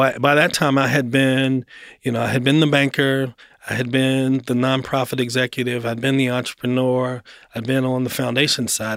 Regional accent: Baltimore, Maryland, United States; moved away as an adult; also born or lived in Atlanta; now in Nashville, United States; I grew up in Baltimore. Um, Baltimore, born and raised

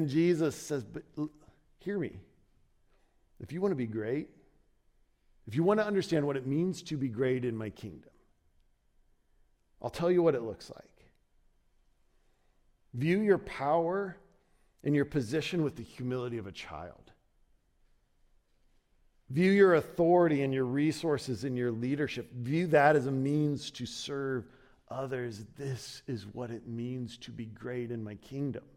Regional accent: Ohio, United States; moved away as an adult; also born or lived in Chicago; I grew up in Ohio

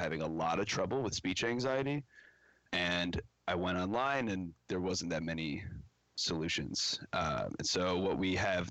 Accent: Chicago, Illinois, United States; I'm based out of Chicago, Illinois, born and raised in the Chicagoland area

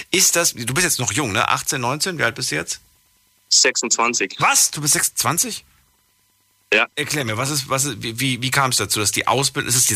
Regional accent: Thannhausen, Bavaria, Germany; Ich komme auch aus Tannhausen, aus Bayern.

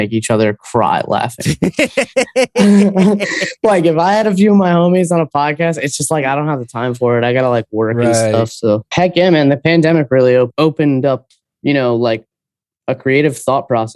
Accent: New York, United States; now in Tampa, United States; I grew up in New York, so like I'm used to like Puerto Rican spots being around

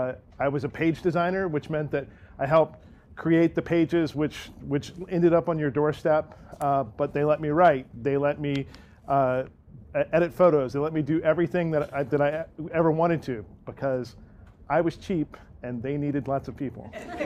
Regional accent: Nashville, Tennessee, United States; moved away as an adult; also born or lived in Detroit; after growing up in Nashville. I'm a Belmont graduate. I'm a Good Pasture graduate before that. I've lived almost my entire life up to that point in Nashville.

